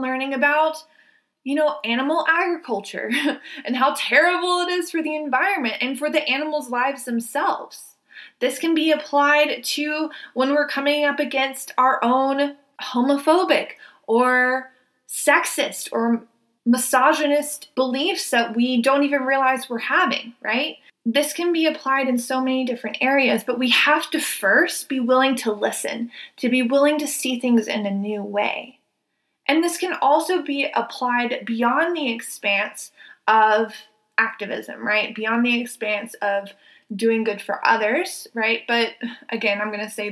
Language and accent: English; the South, United States; I was raised in the South. I was raised in probably one of the most racist areas in the country.